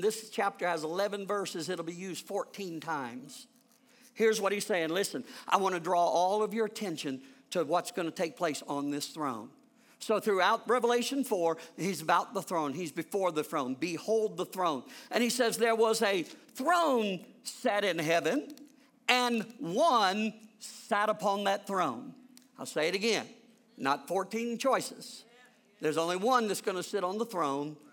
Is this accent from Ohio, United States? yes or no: yes; Lebanon, Ohio, United States; I'm from Lebanon, Ohio